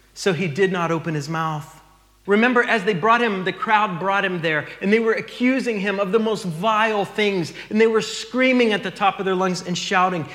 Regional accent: United States; moved away; we're from the States

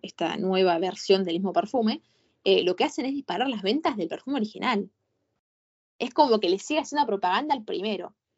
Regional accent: Argentina; yo soy una buena argentina

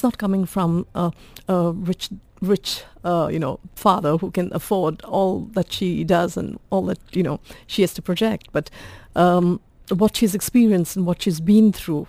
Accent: Goa, India; now in United Arab Emirates; So we come from Goa.

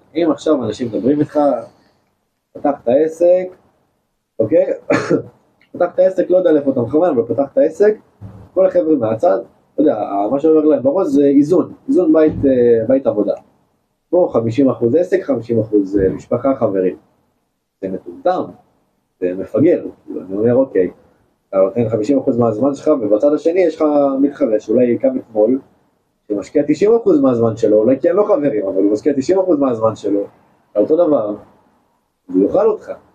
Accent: Israel; אנחנו ישראלים

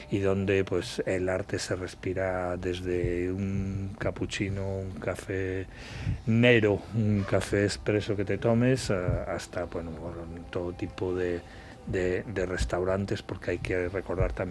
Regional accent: Spain; also born or lived in A Coruña; Yo soy español, chico

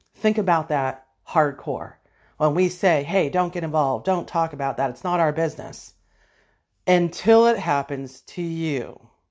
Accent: Erie, Pennsylvania, United States; born or raised there

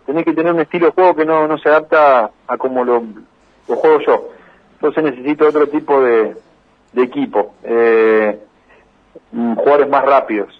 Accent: Las Parejas, Santa Fe, Argentina; las parejas, donde me crié, donde, eh, digamos, me formo como persona día a día, eh, vivo acá

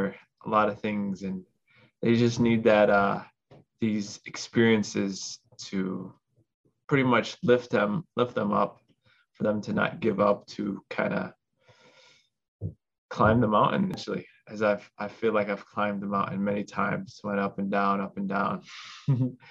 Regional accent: Chicago, Illinois, United States; I was born in America, down here in Chicago

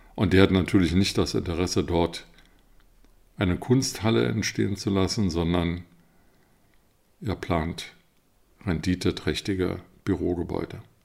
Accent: Berlin, Germany; als Berliner

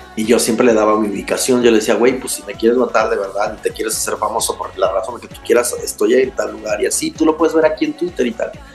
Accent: Mexico; salir de mi tierra que tanto amo de manera eh, forzada

